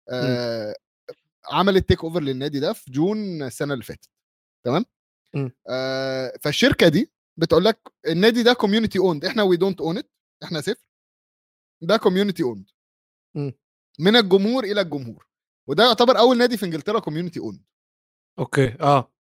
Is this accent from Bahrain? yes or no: yes; Bahrain; لي انا بحريني كاتبها لهم بحريني